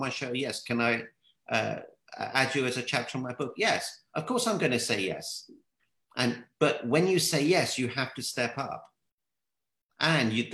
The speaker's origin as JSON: {"language": "English", "region": "London", "country": "United Kingdom", "said": "I'm from the UK. It's in London."}